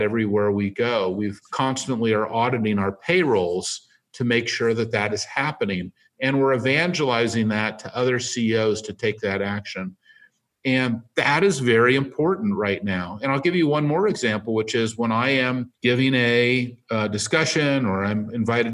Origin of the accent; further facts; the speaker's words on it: San Francisco, California, United States; I live in San Francisco. I was born on Divisadero Street